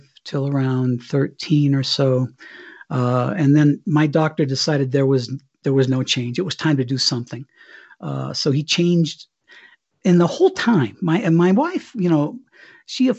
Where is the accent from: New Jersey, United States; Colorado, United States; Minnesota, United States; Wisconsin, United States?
Colorado, United States; Cañon City; moved away as an adult; we'd move back here to Colorado, my hometown, Canyon City